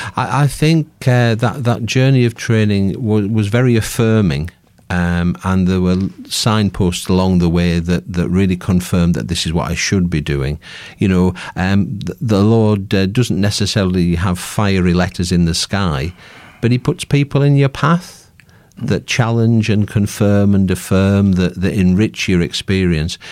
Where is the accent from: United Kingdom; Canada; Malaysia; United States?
United Kingdom; Workington, North West England; I'm from Workington, just nearby.